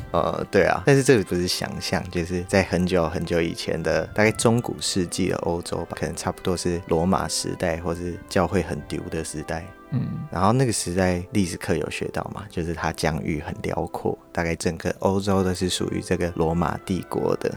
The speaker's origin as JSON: {"language": "Chinese", "country": "Taiwan", "said": "我们台湾人"}